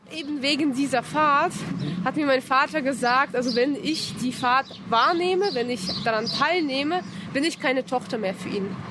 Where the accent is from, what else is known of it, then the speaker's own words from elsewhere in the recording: Kazan, Tatarstan, Russia; moved away as an adult; now in Germany; Ursprünglich komme ich aus Kasan, das ist in Tatarstan in Zentralrussland